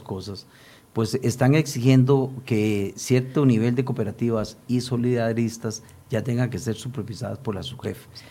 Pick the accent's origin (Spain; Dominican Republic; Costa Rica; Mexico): Costa Rica